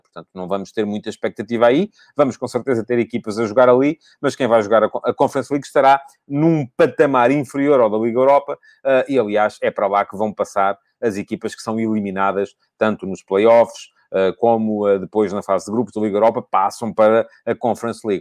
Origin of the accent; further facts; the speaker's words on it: Portugal; como português